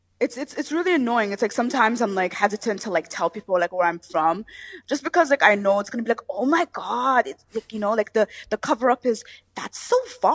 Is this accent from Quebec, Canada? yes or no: no; Toronto, Ontario, Canada; I was born and raised in Jenner Finch. I mean, I'm still there.